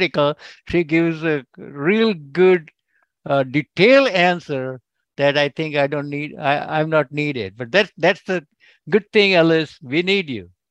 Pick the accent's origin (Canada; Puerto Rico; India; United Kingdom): India; now in California, United States; I'm originally from India, but I'm an American citizen. And I live in California, United States.